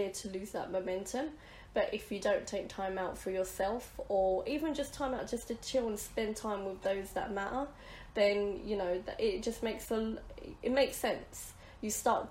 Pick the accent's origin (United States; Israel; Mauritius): Mauritius; now in London, United Kingdom; we're from Mauritius